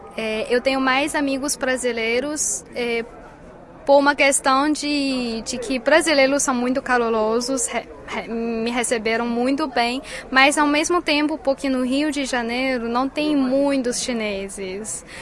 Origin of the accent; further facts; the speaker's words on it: China; Portuguese is a second language; nosso país onde eu cresci e tenho muito carinho